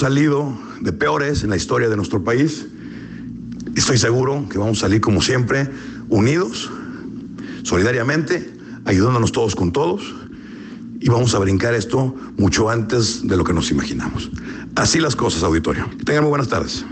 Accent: Mexico; como mexicanos

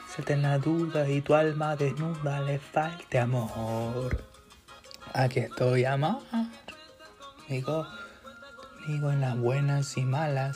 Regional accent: Peru; yo soy peruano, pues soy, soy salchichero

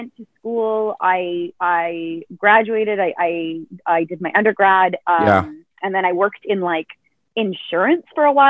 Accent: Pickering, Ontario, Canada; I went to high school in Pickering. I grew up in Pickering.

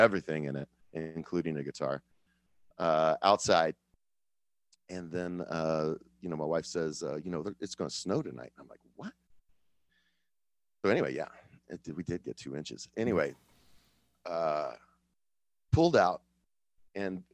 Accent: Kansas City, Missouri, United States; I'm from Kansas City

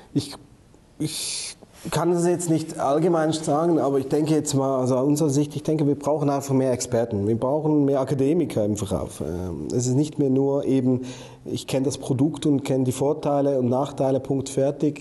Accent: Switzerland

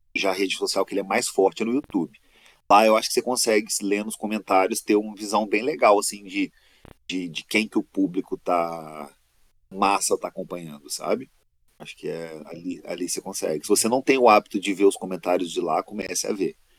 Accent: Minas Gerais, Brazil; eu sou de Minas

